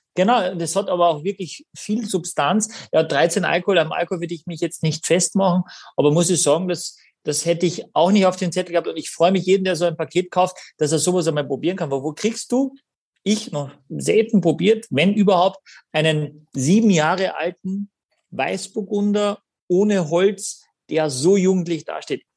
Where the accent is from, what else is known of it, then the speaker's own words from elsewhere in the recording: Carinthia, Austria; accent: Carinthian; moved away; Das ist mein, mein Ursprung, meine Heimat. Ja. Und da bin ich wahnsinnig stolz, dass ich dort her bin.